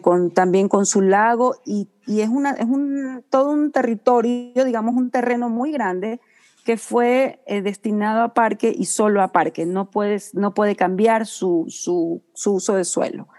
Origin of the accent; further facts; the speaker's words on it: Guayaquil, Guayas, Ecuador; now in San Luis Potosí, Mexico; yo soy, bueno, yo soy de Guayaquil, Ecuador.